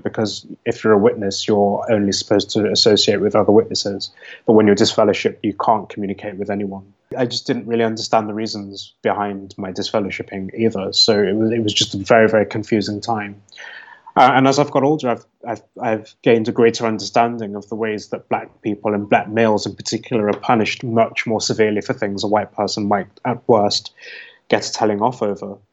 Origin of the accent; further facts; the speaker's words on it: United Kingdom; I'm speaking as a British person